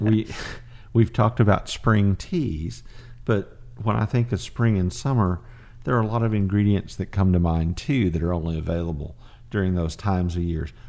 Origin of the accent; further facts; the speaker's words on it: Fort Worth, Texas, United States; I grew up in Fort Worth